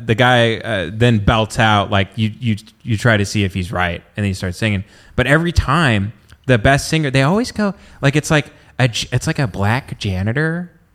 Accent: the South, United States; people that grew up in the South

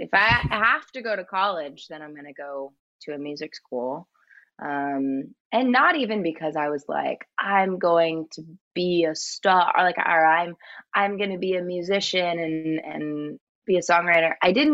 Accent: San Jose, California, United States; Yeah, it's like the Bay Area, California.

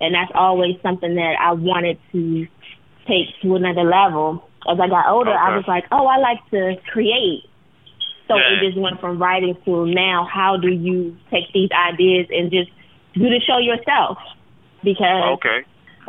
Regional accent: Washington, District of Columbia, United States; also born or lived in Prince George's County, Maryland; I'm from D.C. I'm from Southeast D.C., born, and I also went to school in PG County

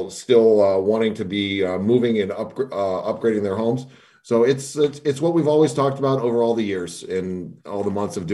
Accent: Southeast Michigan, United States; growing up in the Southeast Michigan area and in our neck of the woods

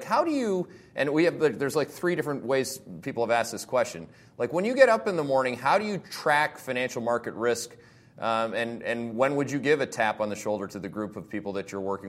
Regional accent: Canada; I am Canadian.

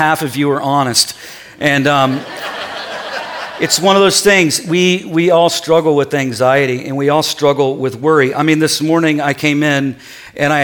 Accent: Ohio, United States; I'm from Ohio

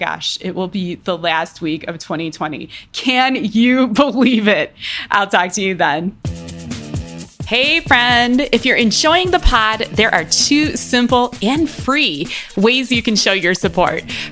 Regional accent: Cleveland, Ohio, United States; now in Colorado, United States; I spend a lot of time in Cleveland because that's where I'm from. That's where my family is.

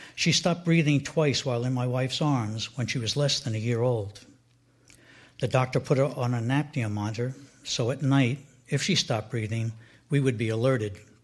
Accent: Edgewater, New Jersey, United States; I grew up in Edgewater, New Jersey, which is about 10 miles from where we are now in Teaneck

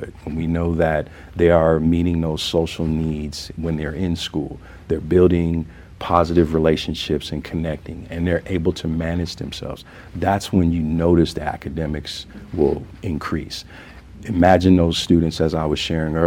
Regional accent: the South, United States; now in Denver, United States; I'm from the South, and I grew up knowing that it takes a village to raise a child

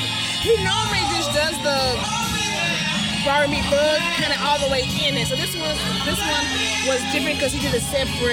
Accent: Macon, Georgia, United States; now in Warner Robins, United States; I'm from Macon, but I live in Warner Robins, but I'm kind of back on the borderline of Macon.

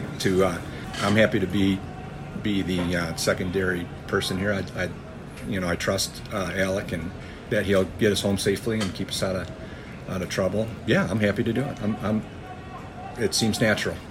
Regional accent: Michigan, United States; We are visiting from the United States, Michigan

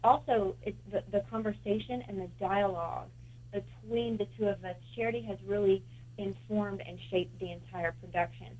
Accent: Kentucky, United States; now in Delaware, United States; I'm originally from Kentucky

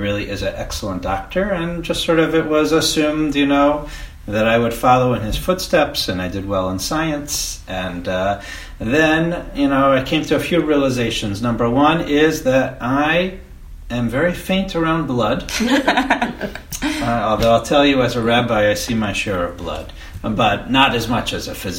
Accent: West Long Branch, New Jersey, United States; moved away as an adult; also born or lived in Brooklyn, New York / Philadelphia, Pennsylvania / New York City; now in Cleveland, United States; I was raised on the Jersey Shore. My parents moved down to New Jersey when I was four.

